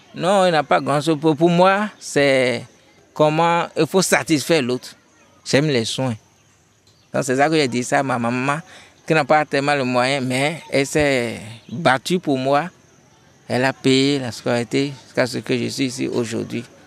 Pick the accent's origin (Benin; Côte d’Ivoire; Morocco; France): Benin; chez nous au Bénin